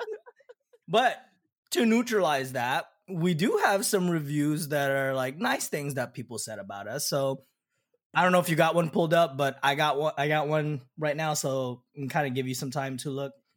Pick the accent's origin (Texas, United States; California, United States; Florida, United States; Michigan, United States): California, United States; Southern; we're both from Southern California